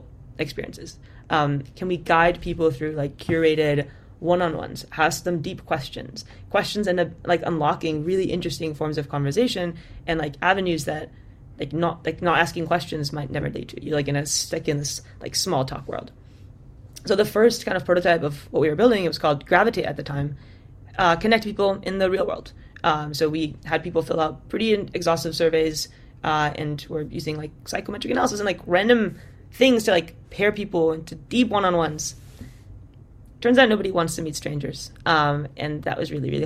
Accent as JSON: {"language": "English", "area": "Bay Area", "region": "California", "country": "United States", "tie": "born or raised there", "said": "I grew up in the Bay Area, taught myself to code when I was pretty young"}